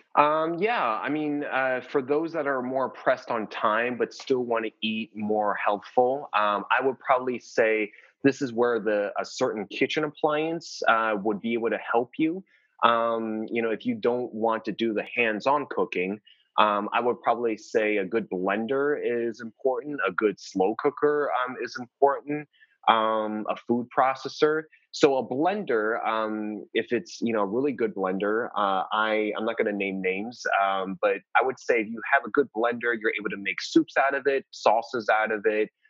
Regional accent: New Jersey, United States; I'm from New Jersey originally, so we can have really cold, uh, cold winters.

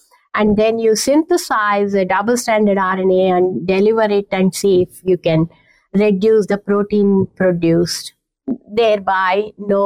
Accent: India; moved away as an adult; also born or lived in Canada; now in Kansas, United States; I learned Indian classical music back when I was growing up in India

